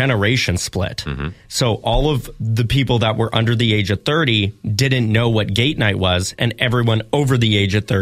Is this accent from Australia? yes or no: no; Swan River, Manitoba, Canada; a small town thing because I grew up in Swan River